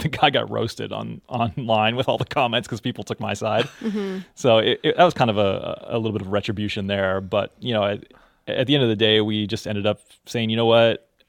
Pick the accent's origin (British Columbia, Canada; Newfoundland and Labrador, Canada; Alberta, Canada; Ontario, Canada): Newfoundland and Labrador, Canada; also born or lived in Texas, United States; I grew up in Texas as well as Canada and Newfoundland. Mm-hmm. So I've sort of been straddling the border.